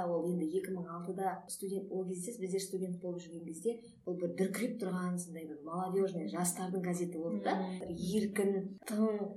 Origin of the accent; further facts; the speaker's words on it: Kazakhstan; қарға тамырлы қазақпыз